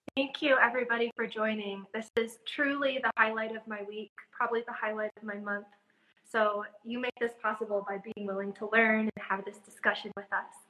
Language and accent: English; Midwest, United States; I'm from the Midwest